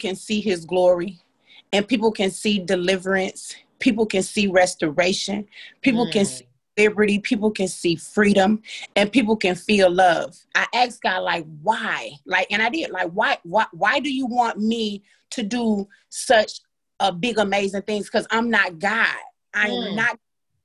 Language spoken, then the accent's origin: English; Grand Rapids, Michigan, United States; also born or lived in Trinidad; I am a native of Trinidad, British West Indies. However, I was born and raised in Grand Rapids, Michigan